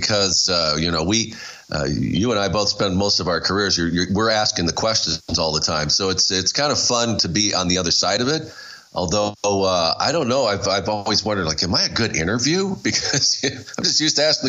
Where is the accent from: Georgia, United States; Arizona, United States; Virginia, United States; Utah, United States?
Arizona, United States; Tucson; I grew up in Arizona, down in Tucson